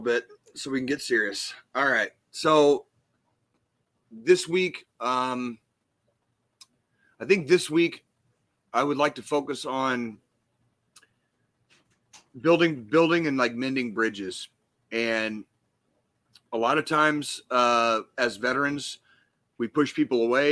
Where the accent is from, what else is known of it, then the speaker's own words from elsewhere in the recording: Arizona, United States; One of my best friends I grew up with in Arizona